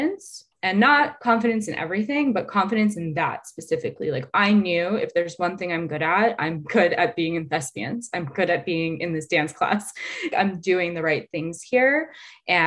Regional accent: United States; being a young girl growing up in the suburbs of America

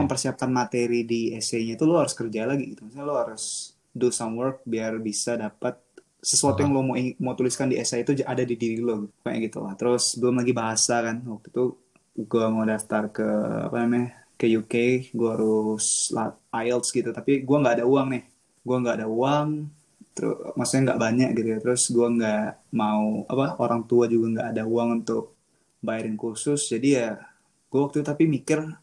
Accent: Lombok, West Nusa Tenggara, Indonesia; moved away as an adult; also born or lived in Medan (ancestry) / Japan (exchange year); now in Beijing, China; gue dari kecil di Lombok gitu dan gue sampai besar terus pendidikannya di Lombok

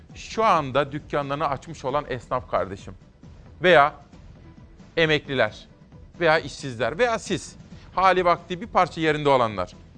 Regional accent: Simav, Kütahya, Turkey; Ben Kütahya Simav'da doğup büyüdüm.

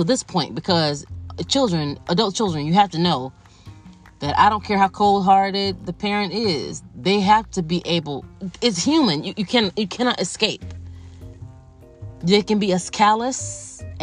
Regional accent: United States; I am an American with African ancestry

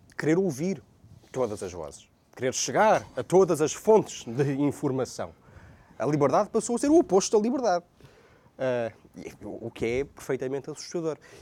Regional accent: Portugal

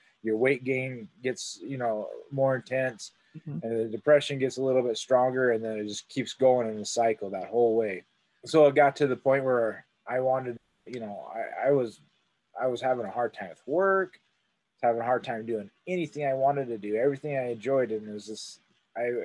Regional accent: Montana, United States; also born or lived in Utah; I was born and raised here in Montana, grew up here my whole life.

